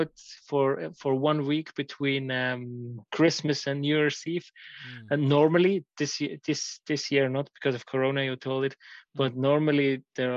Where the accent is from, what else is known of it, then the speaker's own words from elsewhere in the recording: Switzerland; also born or lived in Orlando, United States; I was growing up in Switzerland